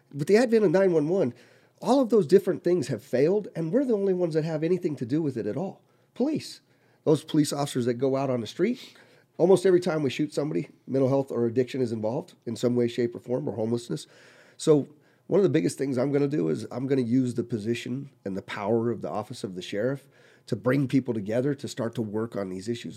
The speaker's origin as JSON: {"language": "English", "region": "Colorado", "country": "United States", "tie": "born or raised there", "also_born_or_lived": "California / Korea", "moved": "as an adult", "lives_now": "Las Vegas, United States", "said": "I grew up in Colorado, born in California."}